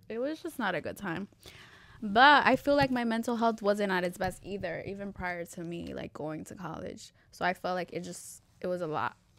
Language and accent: English; New York, United States; now in Elizabeth, United States; I was born in New York